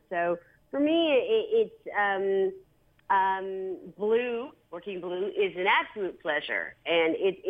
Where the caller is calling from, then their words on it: New York City, New York, United States; New York City.